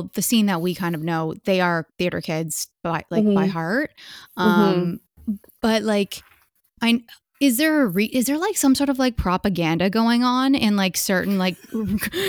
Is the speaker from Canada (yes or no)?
yes; Hamilton, Ontario, Canada; my hometown of Hamilton